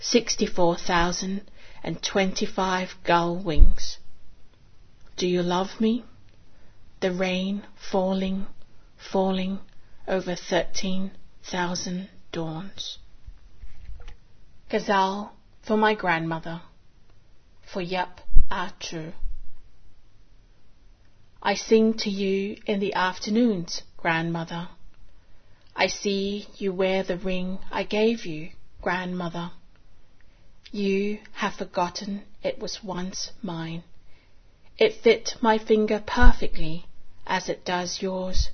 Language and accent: English; Singapore; now in Sydney, Australia; I was born in Singapore of Chinese descent